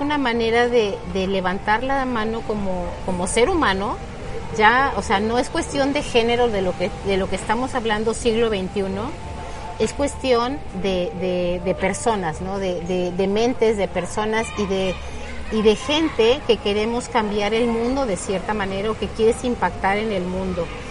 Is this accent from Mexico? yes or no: yes; Mexico; nuestro país y mucho para nuestra cultura como mujeres mexicanas